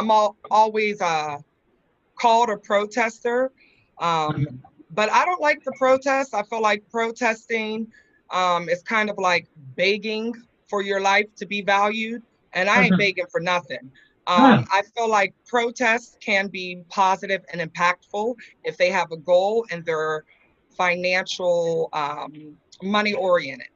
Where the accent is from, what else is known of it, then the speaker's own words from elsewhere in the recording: Pittsburgh, Pennsylvania, United States; born and raised